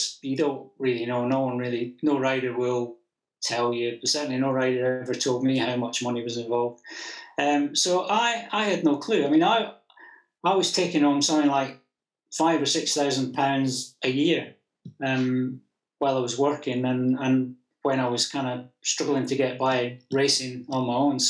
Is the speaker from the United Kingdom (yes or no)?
yes; Scotland, United Kingdom; being a Scot